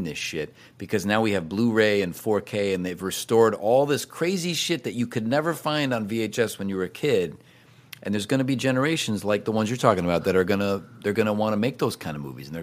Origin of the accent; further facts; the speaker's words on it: Cleveland, Ohio, United States; moved away; when I was a little kid growing up in Cleveland, on my street